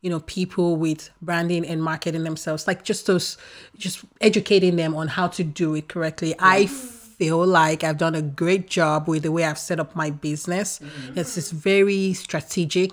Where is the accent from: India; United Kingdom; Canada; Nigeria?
Nigeria; moved away as an adult; now in United States; I grew up in Nigeria and I'm a first of five girls